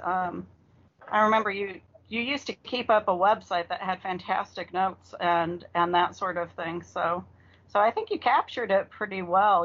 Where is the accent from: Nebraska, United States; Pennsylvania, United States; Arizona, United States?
Arizona, United States; now in Virginia, United States; I'm originally from Arizona